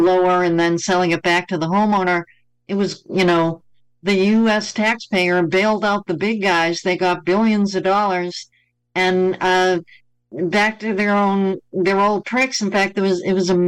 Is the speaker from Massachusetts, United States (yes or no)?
yes; Boston, Massachusetts, United States; Boston's my hometown. I was born in Boston.